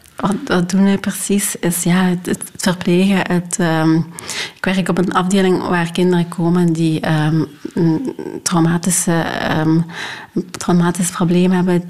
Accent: Hechtel-Eksel, Flanders, Belgium; moved away as an adult; also born or lived in Rwanda; now in Leuven, Belgium; ik ben opgegroeid in Limburg, in Hechtel-Exel

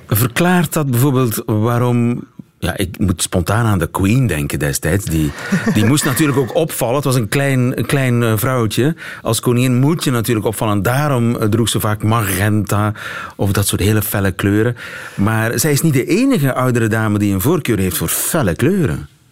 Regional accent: Flanders, Belgium; als Vlaming

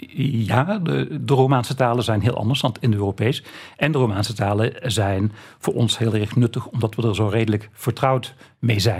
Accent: Limburg, Netherlands; Limburg, waar ik vandaan kom

